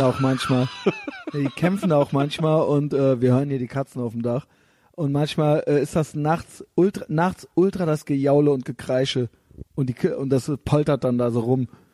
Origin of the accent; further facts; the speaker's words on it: Koblenz, Rhineland-Palatinate, Germany; moved away as an adult; now in Berlin, Germany; da, wo ich herkomme, also so in Koblenz-Neuwied